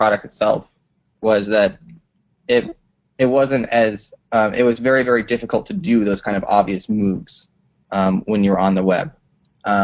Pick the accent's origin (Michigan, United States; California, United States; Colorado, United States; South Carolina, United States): Colorado, United States; now in Brooklyn, United States; I'm originally from Colorado. I live in Brooklyn.